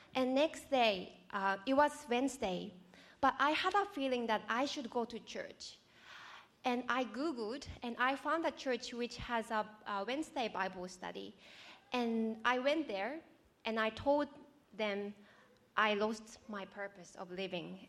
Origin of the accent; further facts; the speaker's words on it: Japan; moved away as an adult; now in Australia; I'm from Japan. Um, I grew up in non-religious family.